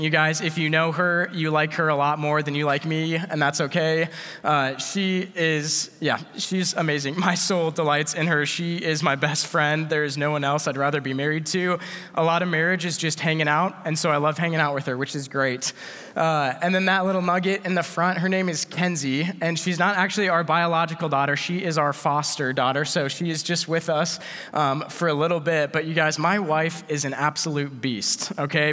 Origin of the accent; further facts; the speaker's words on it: Iowa, United States; we're from Iowa.